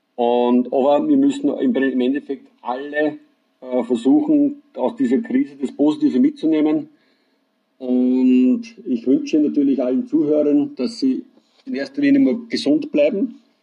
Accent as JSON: {"language": "German", "town": "Deutschkreuz", "region": "Burgenland", "country": "Austria", "said": "Ich komme aus dem schönen Mittelburgenland, äh, genauer gesagt aus dem schönen Weinort Deutschkreuz"}